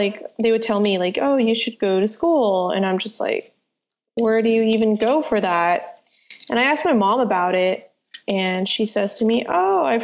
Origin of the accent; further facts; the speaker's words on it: San Jose, California, United States; also born or lived in Santa Clara / Central Valley / San Francisco; I was born in Santa Clara and had lived in San Jose for much of my life. And then my mom decided to move us to the Central Valley where housing is cheaper